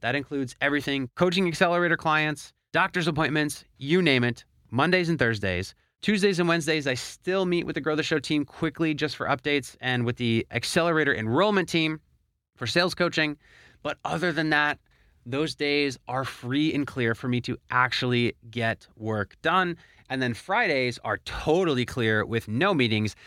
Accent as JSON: {"language": "English", "town": "Philadelphia", "region": "Pennsylvania", "country": "United States", "tie": "born or raised there", "moved": "as an adult", "lives_now": "Miami, United States", "said": "I actually moved away from my hometown of Philadelphia to Miami, Florida"}